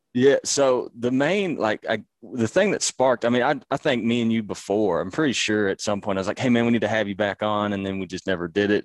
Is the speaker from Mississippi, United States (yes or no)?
yes; Mississippi, United States; living and growing up in Mississippi